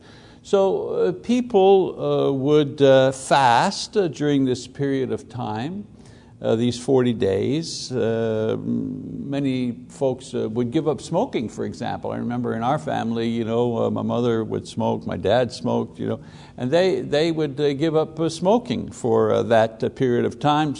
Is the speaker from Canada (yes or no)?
yes; Quebec, Canada; as a Catholic boy growing up in Catholic Quebec